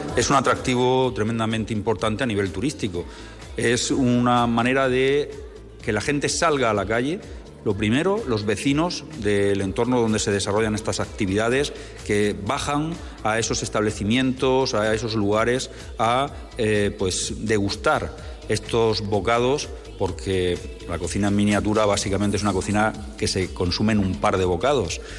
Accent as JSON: {"language": "Spanish", "region": "Region of Murcia", "country": "Spain", "said": "en nuestra comunidad autónoma"}